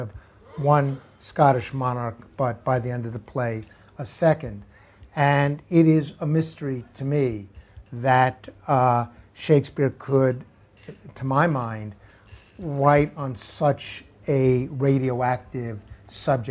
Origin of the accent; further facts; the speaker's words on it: United States; also born or lived in New York; I'm an American